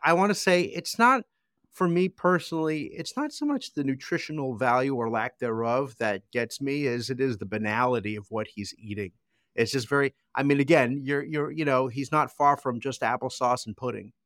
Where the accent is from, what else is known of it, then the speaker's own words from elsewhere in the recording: United States; As an American